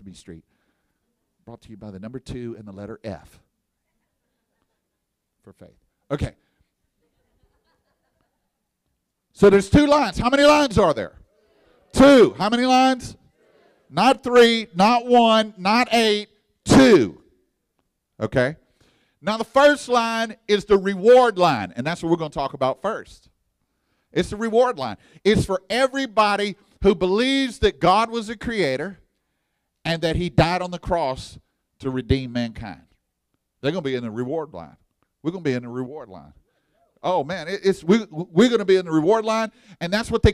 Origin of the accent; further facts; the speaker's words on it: Texas, United States; I'm from Texas, and we got pit barbecue down there